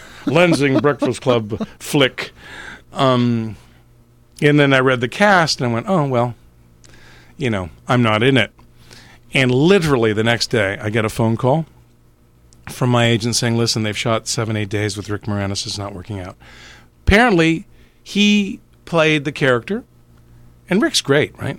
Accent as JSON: {"language": "English", "country": "Canada", "tie": "born or raised there", "said": "born and raised in Canada"}